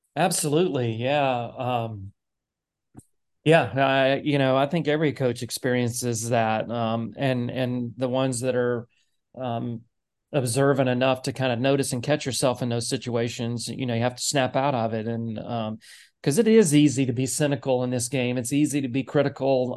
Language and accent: English; Nashville, Tennessee, United States; moved away; I grew up in Nashville.